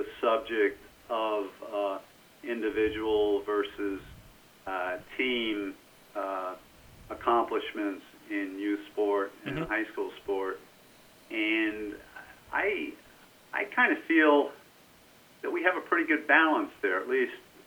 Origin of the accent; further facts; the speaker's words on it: United States; being an American